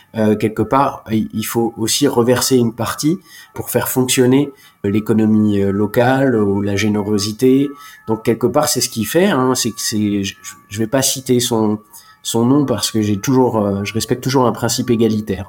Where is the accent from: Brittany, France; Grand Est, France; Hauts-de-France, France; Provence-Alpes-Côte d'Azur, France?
Grand Est, France; Alsace; moved away as an adult; also born or lived in Germany / Reims / Bordeaux; je suis né en Alsace, l'Allemagne, c'est à moins de 30 km